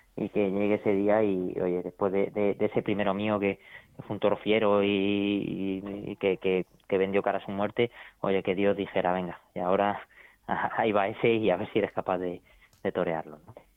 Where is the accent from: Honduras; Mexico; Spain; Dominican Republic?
Spain; Albacete, Castilla-La Mancha; Llevaba muchos años en Albacete sobreviviendo